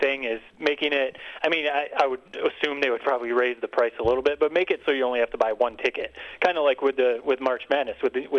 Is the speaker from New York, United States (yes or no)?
no; Detroit, Michigan, United States; that's my hometown team, but I like the view for when you're sitting and you see the Detroit skyline.